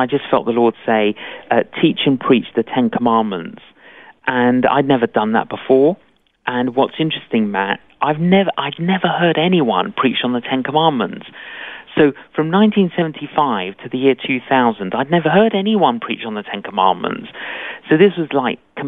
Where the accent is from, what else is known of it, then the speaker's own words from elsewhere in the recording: London, United Kingdom; I'm Greek Cypriot. Both my parents were Greek Cypriot, but I grew up in London.